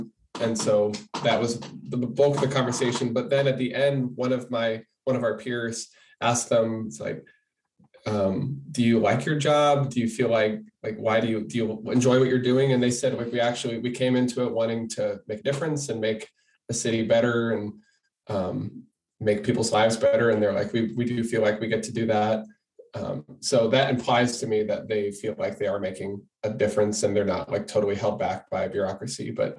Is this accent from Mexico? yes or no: no; Des Moines, Iowa, United States; I'm from Des Moines.